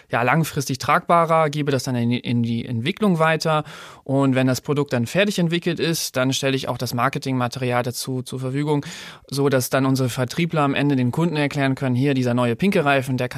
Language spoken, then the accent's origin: German; Lower Saxony, Germany; ich komme aus der Nähe von Ostfriesland, bin 30 Jahre alt und bin bei Continental schon jetzt fünf Jahre tätig